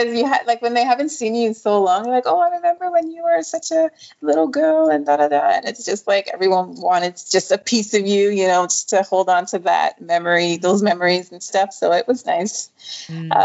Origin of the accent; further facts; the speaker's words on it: Canada; also born or lived in Nigeria; I grew up in Canada. I was born in Nigeria, and then we still have family back home